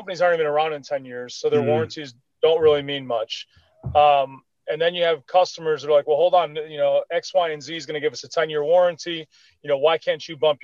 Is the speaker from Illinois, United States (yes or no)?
yes; Chicago, Illinois, United States; moved away as an adult; Chicago, is where I was originally from, 36 years, born and raised in Chicago, been down here for 9